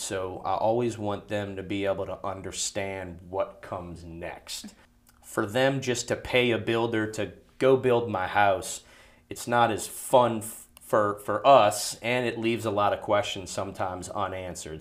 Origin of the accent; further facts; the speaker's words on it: New Orleans, Louisiana, United States; now in Baton Rouge, United States; I am from New Orleans